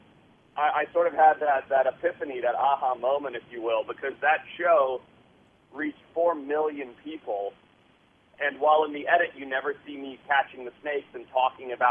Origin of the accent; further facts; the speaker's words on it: Zimbabwe; moved away; I grew up in Southern Africa